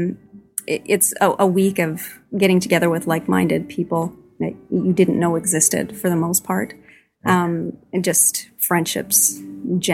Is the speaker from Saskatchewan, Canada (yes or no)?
yes; Leoville, Saskatchewan, Canada; I grew up in Leoville, which is very short distance from here.